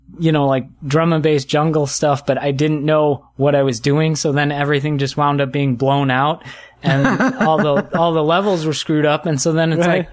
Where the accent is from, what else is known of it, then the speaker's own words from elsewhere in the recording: Wisconsin, United States; Northern, right on the state line between Illinois and Wisconsin